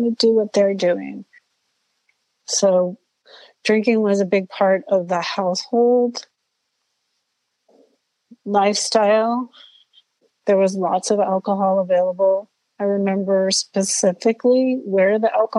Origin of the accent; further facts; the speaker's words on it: Southern California, United States; I grew up in Southern California, a very loving home, lots of love.